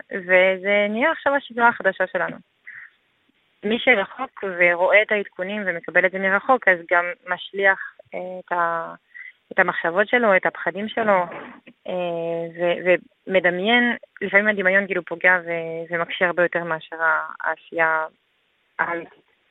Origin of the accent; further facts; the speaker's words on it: France; Hebrew is a second language; moved away as an adult; now in Israel; אני עליתי מצרפת לפני כמעט שמונה שנים עכשיו